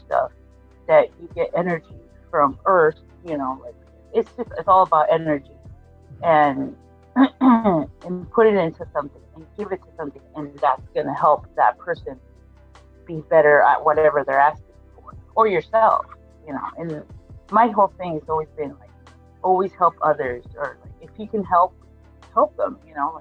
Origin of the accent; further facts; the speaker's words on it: Argentina; I'm from Argentina